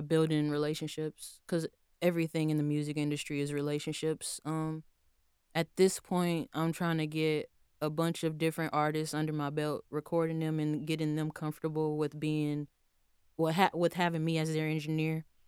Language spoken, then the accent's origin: English; Houston, Texas, United States; moved away as an adult; now in Tallahassee, United States; I was born and raised in Houston, Texas